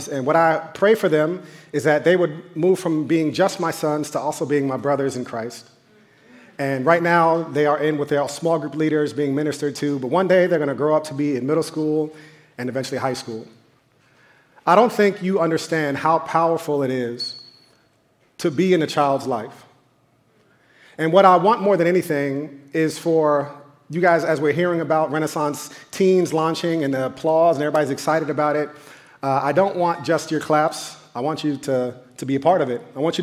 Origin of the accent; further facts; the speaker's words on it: New York, United States; I grew up in New York